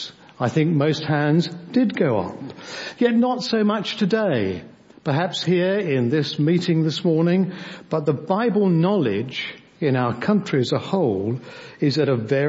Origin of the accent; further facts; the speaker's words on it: Devon, South West England, United Kingdom; we come from Devon